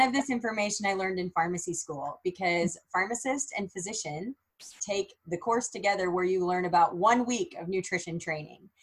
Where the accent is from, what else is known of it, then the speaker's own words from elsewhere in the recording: Minden, Nebraska, United States; I was born and raised in Minden, Nebraska, small town girl